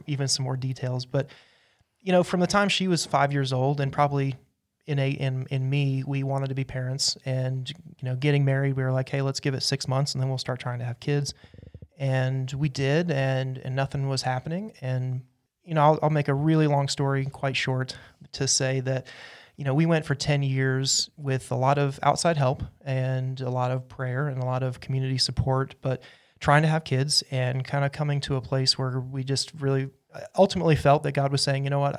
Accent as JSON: {"language": "English", "region": "Utah", "country": "United States", "tie": "born or raised there", "moved": "as an adult", "lives_now": "Asheville, United States", "said": "I was raised in Utah"}